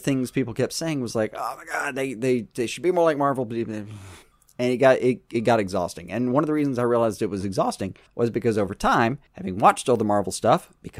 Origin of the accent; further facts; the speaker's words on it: the South, United States; I'm from the South